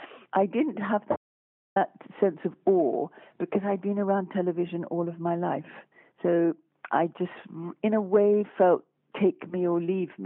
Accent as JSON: {"language": "English", "country": "France", "accent": "French", "said": "And my French education was nothing to do with my being French."}